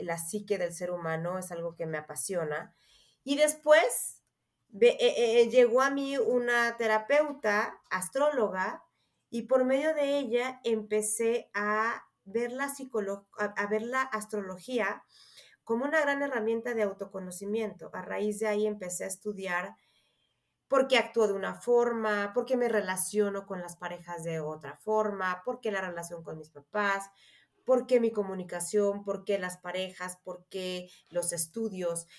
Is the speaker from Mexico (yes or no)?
yes; Mexico; also born or lived in Mexico City; soy mexicana, Vivo en la Ciudad de México